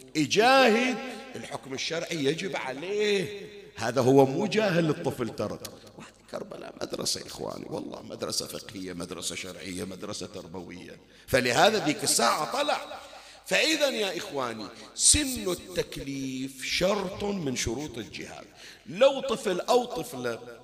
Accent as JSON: {"language": "Arabic", "country": "Bahrain", "said": "كان عندنا بالبحرين"}